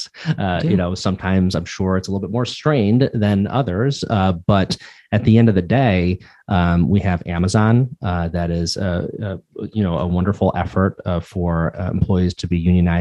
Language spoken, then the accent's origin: English; Pittsfield, Massachusetts, United States; I grew up in Pittsfield, Massachusetts